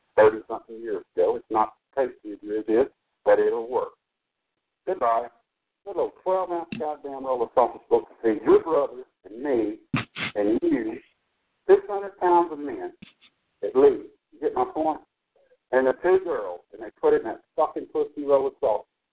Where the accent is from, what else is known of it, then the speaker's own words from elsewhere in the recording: Texas, United States; I'm a Texas man